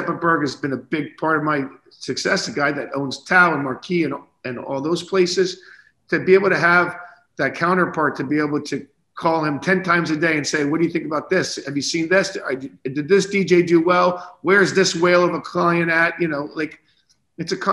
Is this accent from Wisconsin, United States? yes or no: no; Naples, Florida, United States; as a young boy growing up in Naples, Florida, with a bunch of retirees around you